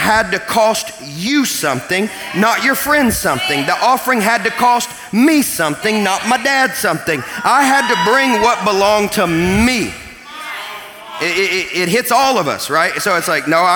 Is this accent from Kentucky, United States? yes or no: yes; Kentucky, United States; I'm from Kentucky